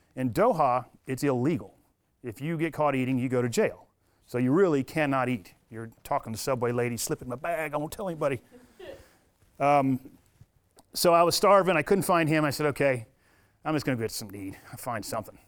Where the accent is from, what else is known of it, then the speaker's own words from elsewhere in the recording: United States; I'm a retired military from America